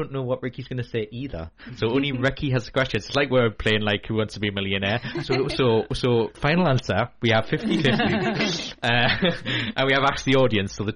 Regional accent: Newcastle, North East England, United Kingdom; being a Geordie

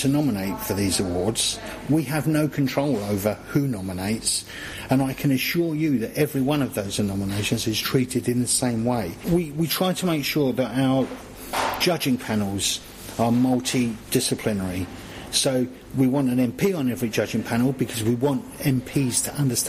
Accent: London, United Kingdom; accent: southern; moved away as an adult; also born or lived in Crook, North East England; London. It's my hometown

